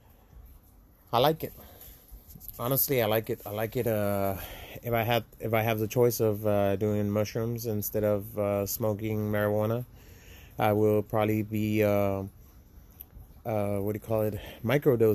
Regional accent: Laredo, Texas, United States; moved away as an adult; I'm from Laredo, Texas. It's a border town

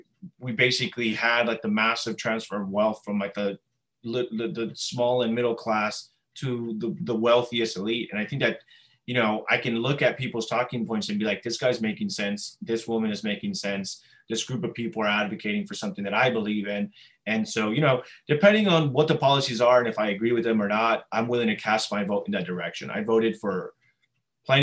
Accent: Los Angeles, California, United States; I was born and raised in Los Angeles, California.

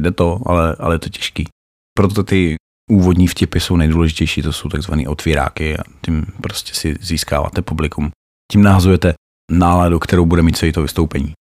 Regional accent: Opava, Moravian-Silesian Region, Czechia; moved away as an adult; Pocházím z Opavy, jinak jsem se sem přistěhoval za prací

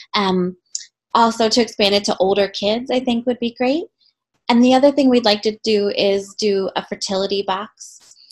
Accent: right outside of Philadelphia, Pennsylvania, United States; I grew up right outside of Philly

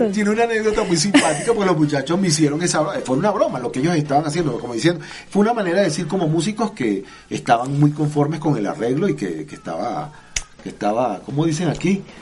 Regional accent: Barquisimeto, Lara, Venezuela; moved away; also born or lived in Boyacá, Colombia; de mi Barquisimeto, de mi pueblo

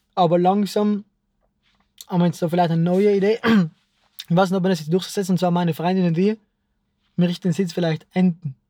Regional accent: South Tyrol, Trentino-Alto Adige, Italy; bei uns in Südtirol

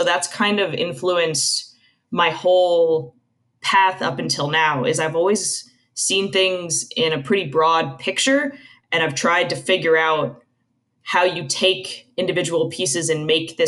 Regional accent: Tucson, Arizona, United States; moved away; So I grew up outside of Tucson, Arizona.

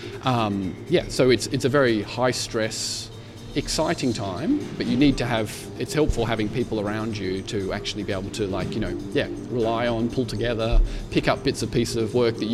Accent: Albury, New South Wales, Australia; now in Switzerland; my parents in Albury, my brothers in Melbourne, you know, all of the family back home

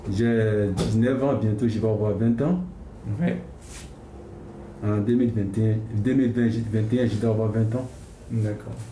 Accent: Côte d’Ivoire; moved away as an adult; now in Annecy, France; je viens de la Côte d'Ivoire. Oui. Je suis en France, à fait un mois, un an, quelques, un an, quelques mois.

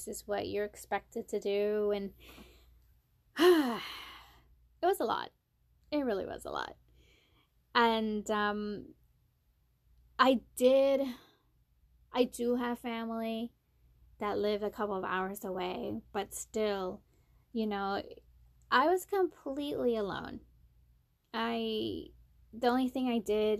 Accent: Maryland, United States; moved away as an adult; now in South Carolina, United States; I came from Maryland. I'm from Maryland. I moved to South Carolina for work

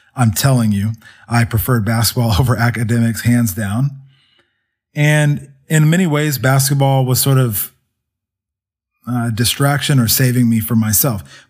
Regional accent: Kennesaw, Georgia, United States; also born or lived in Somerset, New Jersey; I grew up, spent the rest of my life growing up in Georgia

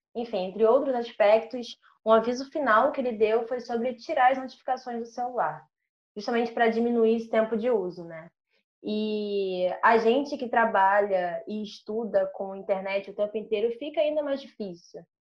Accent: Rio de Janeiro, Brazil; Sou nascida e criada no MEI, aqui na Zona Norte do Rio

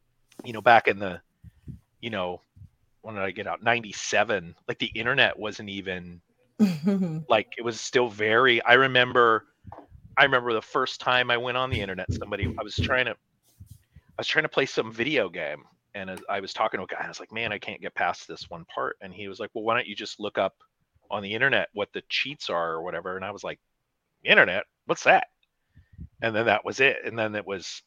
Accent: Pacific Northwest, United States; I grew up in the Pacific Northwest

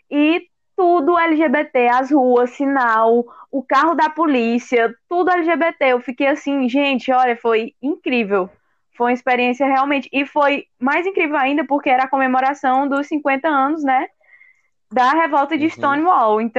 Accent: Maceió, Alagoas, Brazil; Nossa, Maceió é minha terra

